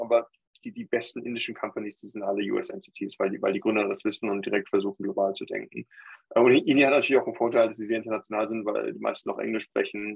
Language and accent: German; Germany; als deutscher Staatsbürger, der in Deutschland äh, mein ganzes Leben aufgewachsen ist, sagen, äh, ich bin Deutscher